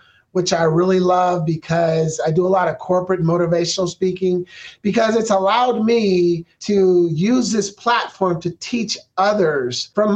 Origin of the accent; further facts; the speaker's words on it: Portland, Oregon, United States; moved away as an adult; now in Phoenix, United States; We're from Portland, Oregon